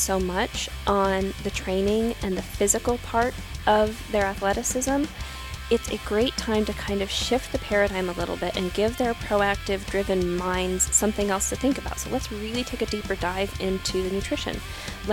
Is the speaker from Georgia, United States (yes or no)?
no; Arizona, United States; I grew up in Arizona.